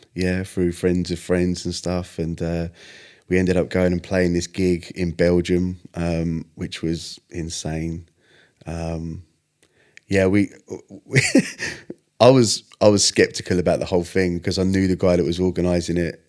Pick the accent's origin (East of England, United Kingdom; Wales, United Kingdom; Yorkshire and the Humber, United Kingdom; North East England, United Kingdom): East of England, United Kingdom; Stevenage; I was born in Stevenage